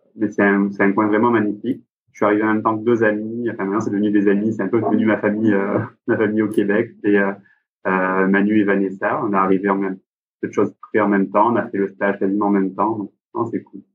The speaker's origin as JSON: {"language": "French", "town": "Marseille", "region": "Provence-Alpes-Côte d'Azur", "country": "France", "tie": "born or raised there", "also_born_or_lived": "Alsace", "moved": "as an adult", "lives_now": "Montreal, Canada", "said": "Je suis originaire, du sud de la France"}